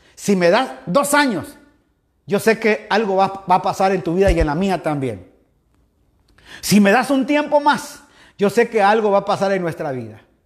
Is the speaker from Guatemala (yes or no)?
yes; Guatemala; now in Guayaquil, Ecuador; como decimos allá en mi país Guatemala